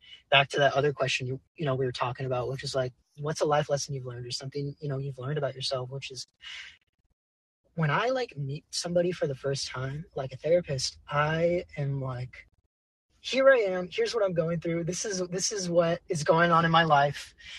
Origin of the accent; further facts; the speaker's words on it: California, United States; I would probably have to go to my home, like my hometown amphitheater where I see most of my concerts, which is Shoreline Amphitheater.